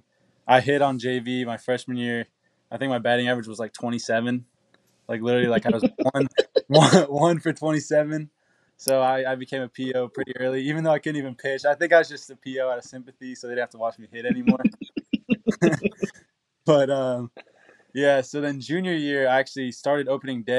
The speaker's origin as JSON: {"language": "English", "town": "Knoxville", "region": "Tennessee", "country": "United States", "tie": "born or raised there", "also_born_or_lived": "New York / Maryland", "said": "I was born in Knoxville, actually born at UT Medical Center, and then we lived in New York for a year, in Maryland for 5 or 6 years, and then been back in Knoxville ever since"}